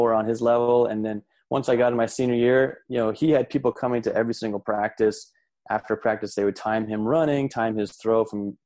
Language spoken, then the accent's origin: English; Glendale, California, United States; I grew up in the Los Angeles area in Glendale